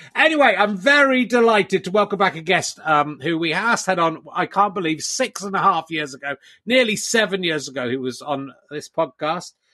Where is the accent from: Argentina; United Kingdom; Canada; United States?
United Kingdom; England; being from the UK and being English in particular